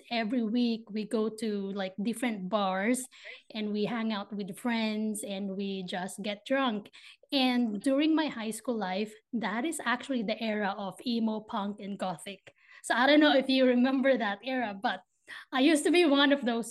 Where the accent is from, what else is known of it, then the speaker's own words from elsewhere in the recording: Philippines; moved away as an adult; now in Ohio, United States; grew up in the Philippines. I moved to the States in 2019. So I'm currently in Ohio right now